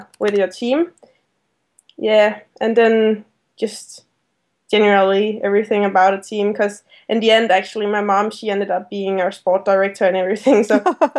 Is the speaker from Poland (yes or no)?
no; Denmark; English is a second language